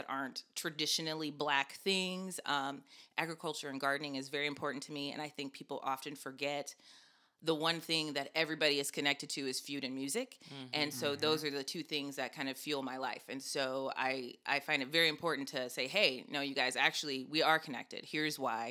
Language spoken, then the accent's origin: English; Iowa, United States; moved away as an adult; also born or lived in Long Beach, California / the Valley, California; now in Los Angeles area, United States; I grew up in Iowa